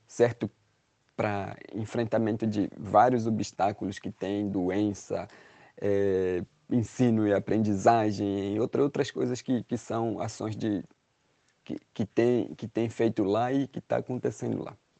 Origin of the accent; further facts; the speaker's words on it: Brazil; somos brasileiros e fazemos parte desse, desse país